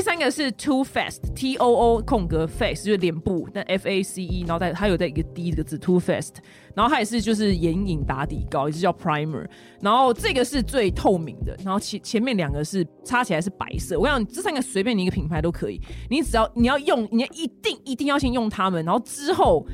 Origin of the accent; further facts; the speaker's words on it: Taiwan; 我们台湾人